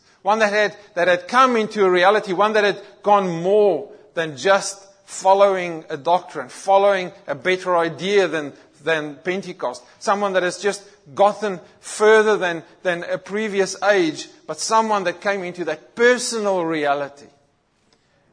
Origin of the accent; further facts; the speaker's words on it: South Africa; moved away; I grew up in South Africa and very much in our environment, Christianity was a culture.